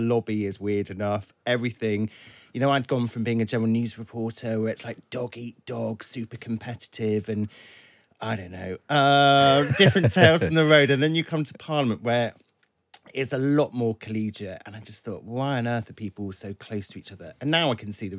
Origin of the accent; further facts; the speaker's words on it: Cornwall, South West England, United Kingdom; moved away; I grew up in Cornwall where we never really got snow because it's slightly warmer